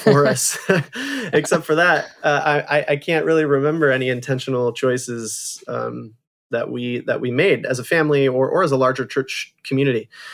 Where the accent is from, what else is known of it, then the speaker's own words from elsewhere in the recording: Holland, Michigan, United States; I grew up in Holland, Michigan, which is a, a beautiful small town, um, on the shores of Lake Michigan